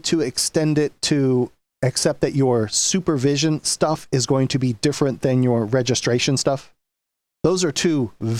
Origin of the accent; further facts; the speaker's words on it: Wisconsin, United States; And like my home state of Wisconsin